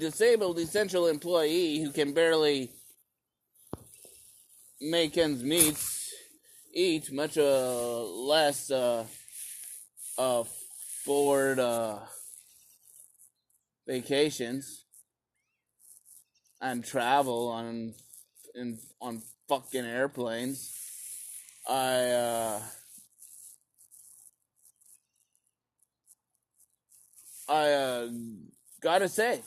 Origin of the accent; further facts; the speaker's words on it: Canada; a Canadian citizen